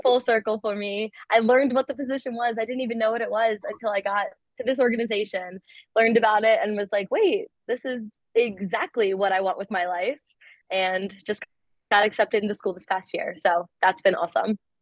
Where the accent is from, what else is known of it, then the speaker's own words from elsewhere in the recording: Towson, Maryland, United States; growing up in Maryland